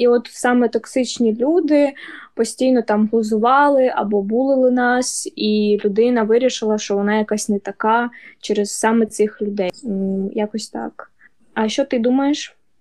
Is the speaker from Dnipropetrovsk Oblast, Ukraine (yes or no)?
yes; Dnipro, Dnipropetrovsk Oblast, Ukraine; ми з Дніпра